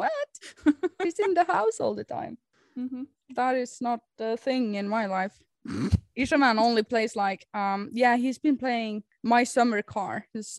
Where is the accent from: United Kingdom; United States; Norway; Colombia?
Norway; English is a second language; I'm Norwegian